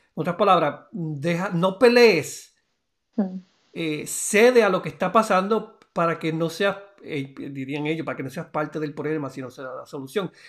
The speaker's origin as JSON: {"language": "Spanish", "country": "Puerto Rico", "tie": "born or raised there", "said": "de allá de, de Puerto Rico, de mi pueblo"}